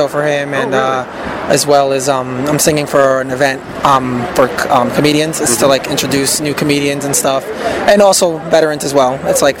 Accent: New Jersey, United States; also born or lived in Garfield, New Jersey; But I grew up everywhere in Jersey. Like I've moved 18 times, so I'm a Jersey boy.

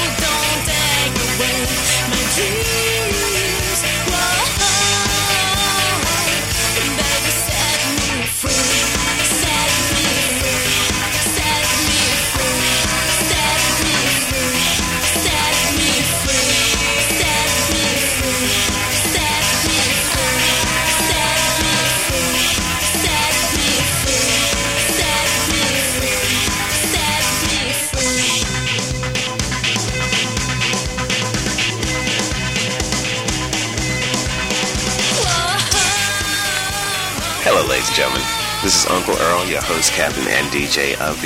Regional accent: New York City, New York, United States; now in California, United States; I'm from New York originally. I'm a New Yorker. I'm from Brooklyn

